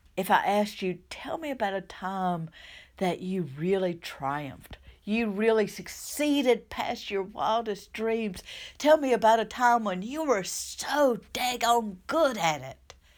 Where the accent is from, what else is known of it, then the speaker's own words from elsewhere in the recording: southern United States, United States; accent: southern; by my accent, Um, I live in the southern United States